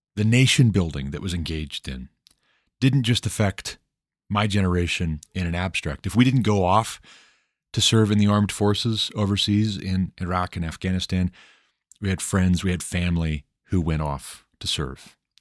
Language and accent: English; Montana, United States; moved away as an adult; We moved back to my home state of Montana in two thousand twelve